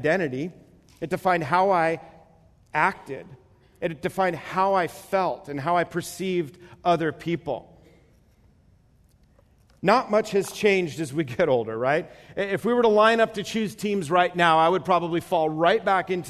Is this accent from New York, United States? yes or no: yes; New York, United States; moved away; I'm from the East Coast, and so PE in New York is gym class.